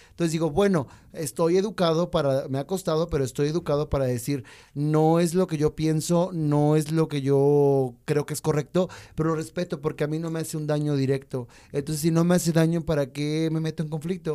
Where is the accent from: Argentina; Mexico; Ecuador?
Mexico; also born or lived in Chile; esta ciudad hermosa donde yo nací